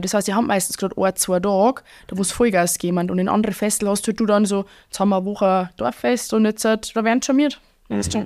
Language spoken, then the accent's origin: German; Bavaria, Germany; accent: Bavarian; ich doch ein bisschen stärkeres Bayerisch sprich als ihr